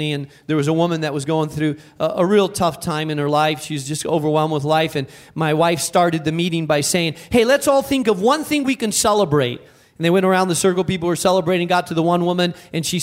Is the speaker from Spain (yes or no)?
yes; Spain; moved away; I was raised in Spain